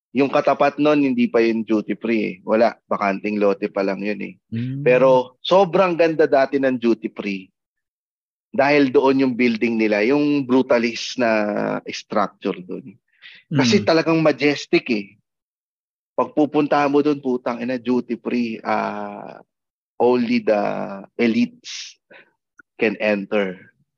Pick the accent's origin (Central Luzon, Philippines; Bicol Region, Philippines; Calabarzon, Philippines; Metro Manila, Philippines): Metro Manila, Philippines; Manila; lumaki, pinanganak ako sa Quiapo